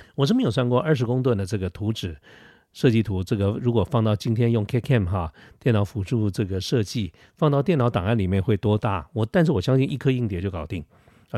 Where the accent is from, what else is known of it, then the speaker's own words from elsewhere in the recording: Taiwan; 作为一个台湾人